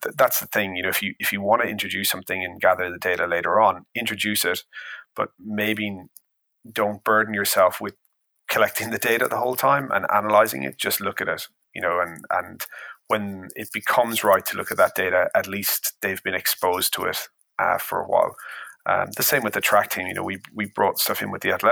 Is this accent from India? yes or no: no; Ireland; I'm Irish